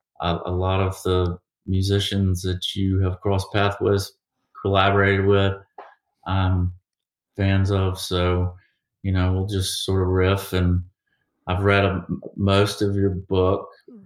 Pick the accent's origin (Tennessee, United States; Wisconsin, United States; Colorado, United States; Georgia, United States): Georgia, United States; Savannah; now in Austin, United States; As you know, I live in Austin, Texas, and I'm originally from Savannah.